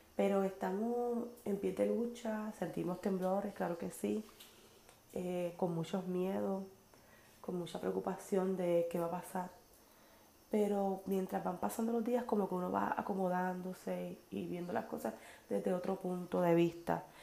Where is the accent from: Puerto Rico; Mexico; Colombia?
Puerto Rico; Naranjito; Naranjito, mi pueblo